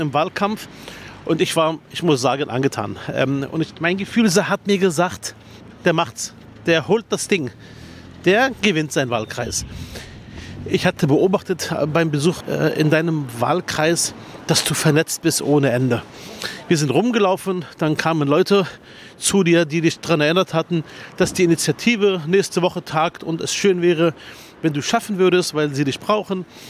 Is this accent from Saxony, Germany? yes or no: no; Berlin, Germany; Ich komme aus Spandau